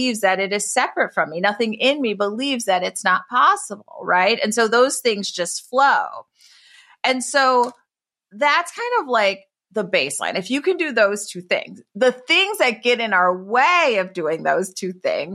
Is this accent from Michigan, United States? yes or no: yes; Detroit, Michigan, United States; now in San Francisco, United States; I grew up in Detroit from my mother as a teenage mom. And like now I live like in San Francisco